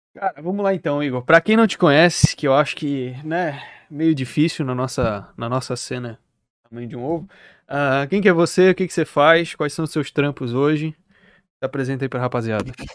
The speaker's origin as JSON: {"language": "Portuguese", "town": "Florianópolis", "region": "Santa Catarina", "country": "Brazil", "said": "Eu sou de Santa Catarina. Eu sou de Floripa."}